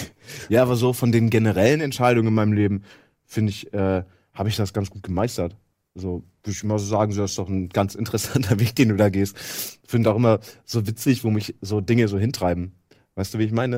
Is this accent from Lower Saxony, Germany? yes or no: yes; East Frisia, Lower Saxony, Germany; ich bin halt aus Friese